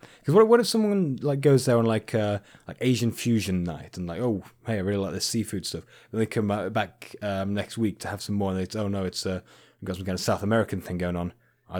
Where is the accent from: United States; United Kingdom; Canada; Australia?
Canada; I am from Canada, eh?